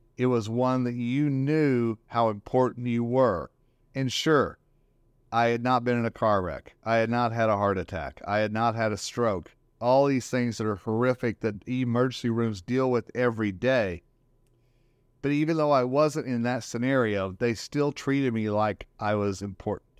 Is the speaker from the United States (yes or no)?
yes; Northern Colorado, United States; here in my hometown, Northern Colorado